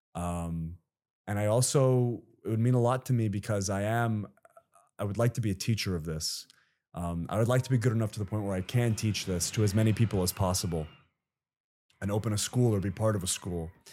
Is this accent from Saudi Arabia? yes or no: yes; Saudi Arabia; moved away; I grew up in Saudi Arabia